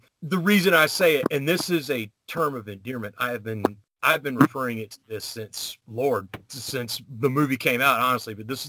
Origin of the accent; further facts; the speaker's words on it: the South, United States; I'm from as you can tell by my dulcet tone, I'm from the South.